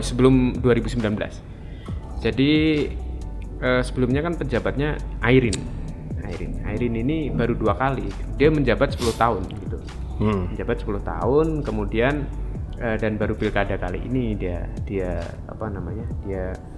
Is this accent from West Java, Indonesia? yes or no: no; Sleman Regency, Special Region of Yogyakarta, Indonesia; di kampung saya di Kabupaten Sleman